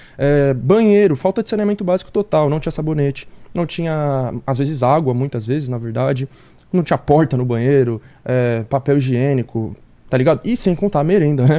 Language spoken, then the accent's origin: Portuguese; São Paulo, Brazil; also born or lived in Jardim Vista Alegre, Brasilândia; eu nasci ali, no Vista Alegre, mas eu cresci em outra favela ali, que é o Elisa Maria